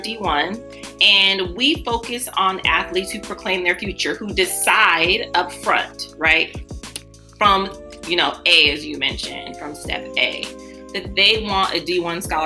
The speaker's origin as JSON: {"language": "English", "town": "Cleveland", "region": "Ohio", "country": "United States", "moved": "yes", "lives_now": "California, United States", "said": "I'm originally from Cleveland"}